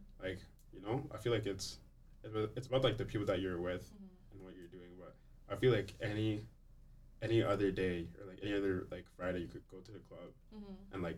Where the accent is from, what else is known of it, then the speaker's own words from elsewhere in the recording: Toronto, Ontario, Canada; I was born in Toronto. I was born here